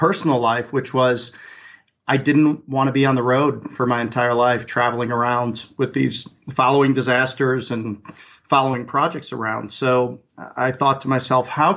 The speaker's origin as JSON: {"language": "English", "town": "Chicago", "region": "Illinois", "country": "United States", "tie": "born or raised there", "also_born_or_lived": "North Carolina", "moved": "as an adult", "said": "I grew up in Chicago and got a football scholarship out to North Carolina"}